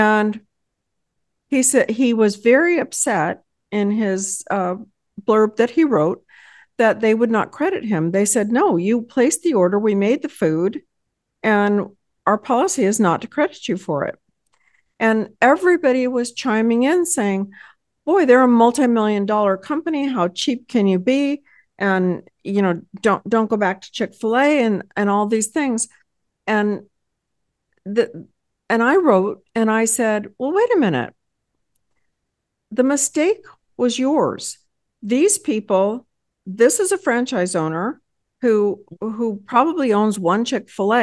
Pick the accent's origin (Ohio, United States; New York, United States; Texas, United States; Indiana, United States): Texas, United States; I hail from Texas